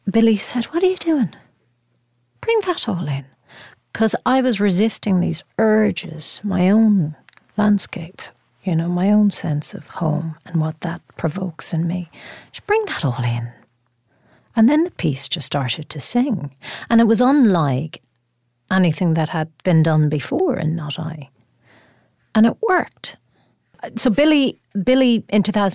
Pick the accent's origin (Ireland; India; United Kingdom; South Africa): Ireland; being Irish